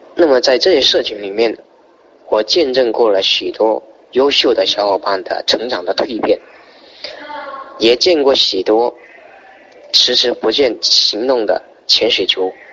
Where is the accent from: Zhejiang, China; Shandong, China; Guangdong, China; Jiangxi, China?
Guangdong, China; Zhanjiang; 来自广东湛江，是一个三线的城市